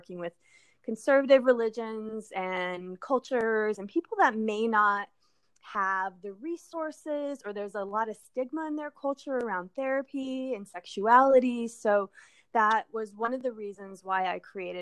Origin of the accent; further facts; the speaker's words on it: Southwest, United States; moved away as an adult; also born or lived in New Mexico; now in California, United States; I grew up in the Southwest with a big family